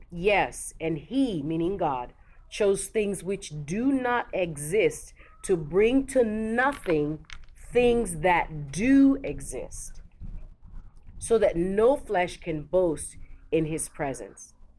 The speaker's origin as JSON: {"language": "English", "region": "Lagos", "country": "Nigeria", "said": "I'm from Lagos"}